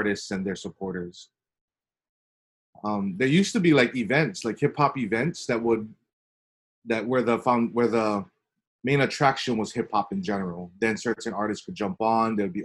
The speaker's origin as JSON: {"language": "English", "town": "Nanakuli", "region": "Hawaii", "country": "United States", "tie": "born or raised there", "said": "I was born and raised in Nanakuli."}